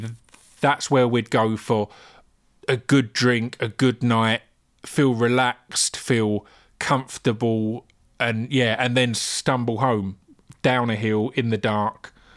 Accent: Essex, East of England, United Kingdom; growing up in Essex

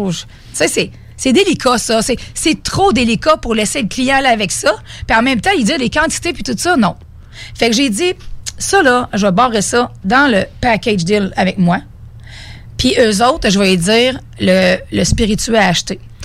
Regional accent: Beauce, Quebec, Canada; je viens de la Beauce.

